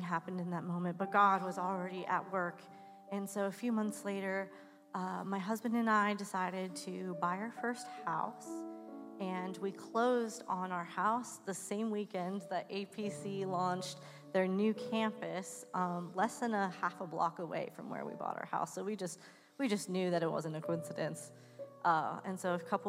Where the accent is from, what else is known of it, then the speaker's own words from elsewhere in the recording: West Coast, United States; now in Pittsburgh, United States; I grew up on the West Coast.